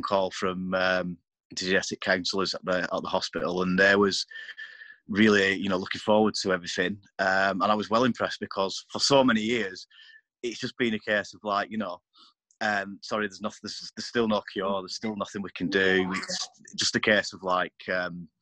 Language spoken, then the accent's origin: English; Chorley, North West England, United Kingdom; I'm from Chorley in Lancashire, 40 years old